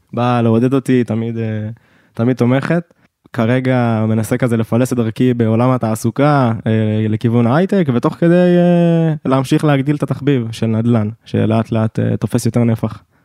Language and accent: Hebrew; Ness Ziona, Central District, Israel; אני במקור מנס ציונה